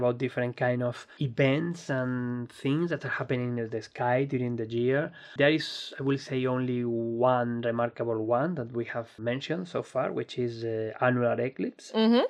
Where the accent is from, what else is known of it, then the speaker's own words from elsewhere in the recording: Spain; English is a second language; particularly when I'm from Spain.